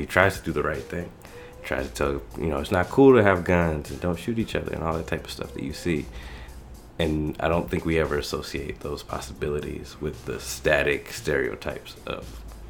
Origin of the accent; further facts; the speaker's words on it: Atlanta, Georgia, United States; moved away as an adult; now in Chicago, United States; I'm from Atlanta, but we had a different experience. I didn't grow up in the city per se, I grew up in the suburbs